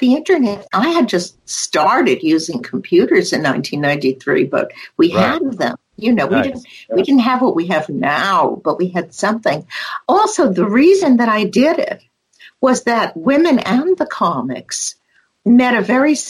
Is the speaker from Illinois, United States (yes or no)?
no; San Francisco, California, United States; born or raised there